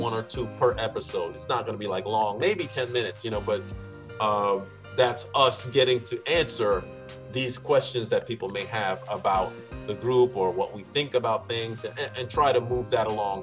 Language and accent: English; United States; growing up in Washington